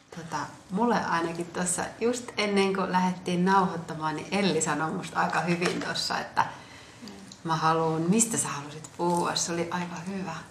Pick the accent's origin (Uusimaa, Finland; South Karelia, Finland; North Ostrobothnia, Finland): South Karelia, Finland; Lappeenranta; also born or lived in Ethiopia; silloin kun mä olin nuorempi, niin mä asuin esimerkiksi Lappeenrannassa, niin Lappeenrannasta saatoin sitten mun sanoa, että aah, mistä mä oon, no mä oon Lappeenrannasta.